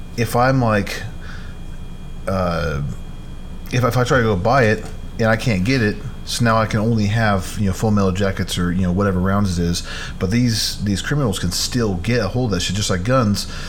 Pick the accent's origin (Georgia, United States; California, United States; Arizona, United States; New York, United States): Arizona, United States; in Arizona, obviously that's where I grew up at.